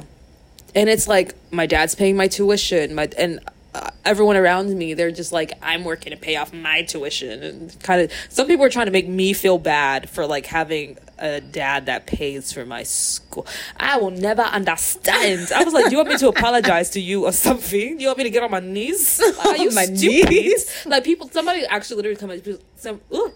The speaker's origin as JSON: {"language": "English", "country": "United States", "tie": "born or raised there", "said": "we grew up in America"}